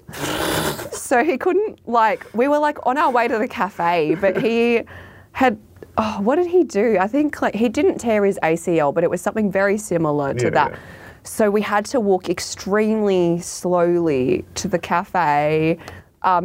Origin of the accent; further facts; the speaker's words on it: Sydney, New South Wales, Australia; I'm from Sydney.